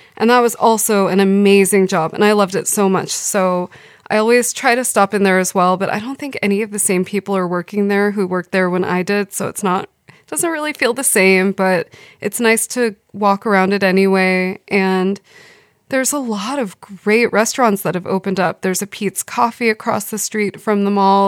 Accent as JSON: {"language": "English", "town": "Los Angeles", "region": "California", "country": "United States", "tie": "born or raised there", "moved": "as an adult", "lives_now": "Sweden", "said": "I grew up in Valley Village, which is a part of Studio City, which is in the San Fernando Valley"}